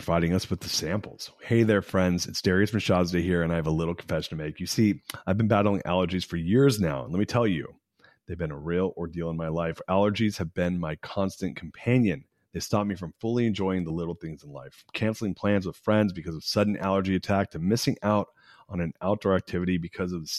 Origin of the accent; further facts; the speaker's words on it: Southern California, United States; also born or lived in San Francisco; I grew up in Southern California and I lived in San Francisco for 20 years